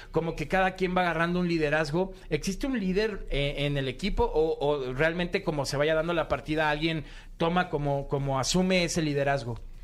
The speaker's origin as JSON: {"language": "Spanish", "country": "Mexico", "said": "en México"}